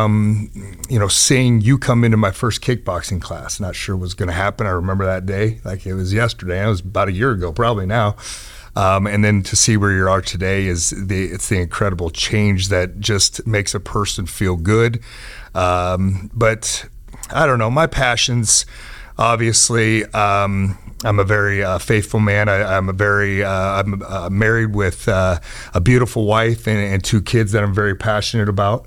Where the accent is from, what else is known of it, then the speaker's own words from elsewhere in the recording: Lincoln, Nebraska, United States; now in Omaha, United States; I grew up in Lincoln, Nebraska, went to Northeast High School. And then we moved to Omaha about 5 years ago